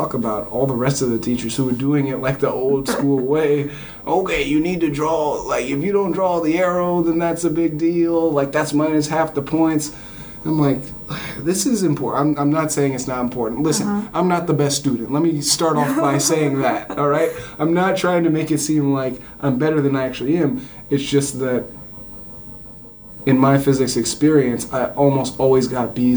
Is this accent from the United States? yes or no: yes; Southern California, United States; I grew up in Southern California